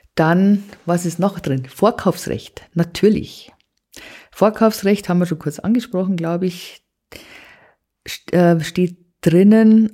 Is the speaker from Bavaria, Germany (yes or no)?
yes; Bavaria, Germany; bei uns in Bayern